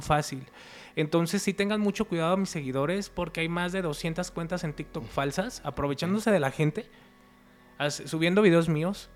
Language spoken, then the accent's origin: Spanish; Guadalajara, Jalisco, Mexico; Nosotros somos de Guadalajara